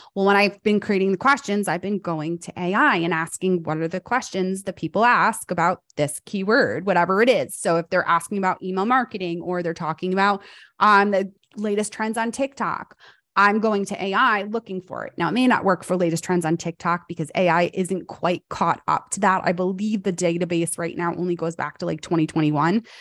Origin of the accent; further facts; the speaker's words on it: New York, United States; moved away as an adult; now in North Carolina, United States; I'm a fast talker because I grew up in New York